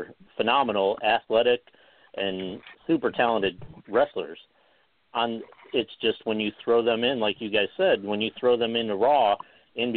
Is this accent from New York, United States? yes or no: yes; New York, United States; As a kid myself, when I was growing up in New York